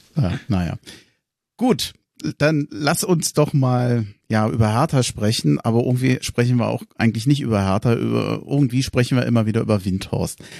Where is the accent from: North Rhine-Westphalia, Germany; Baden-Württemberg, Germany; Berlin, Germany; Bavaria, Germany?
Berlin, Germany; moved away as an adult; now in Hesse, Germany; gebürtiger Tempelhofer, 25 Jahre lang in Berlin gewohnt, jetzt in Hessen